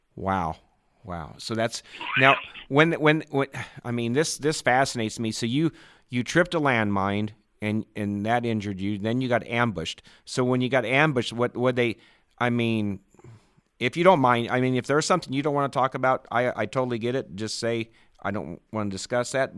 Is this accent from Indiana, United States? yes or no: no; Ashland, Nebraska, United States; I grew up in Ashland, Nebraska.